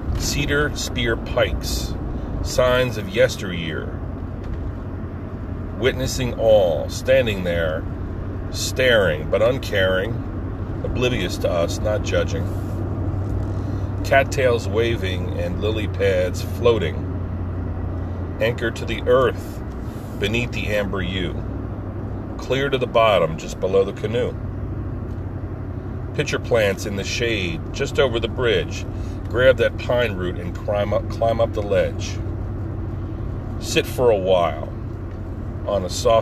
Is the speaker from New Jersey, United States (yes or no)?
yes; Pine Barrens, New Jersey, United States; one of my favorite places growing up in the Pine Barrens was a local park, a Pine Barren reserve called Double Trouble State Park